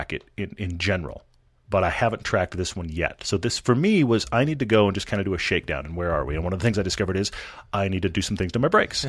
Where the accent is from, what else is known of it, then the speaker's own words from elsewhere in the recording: Houston, Texas, United States; I mean, I grew up in Houston where all the freeways are lighted all the time.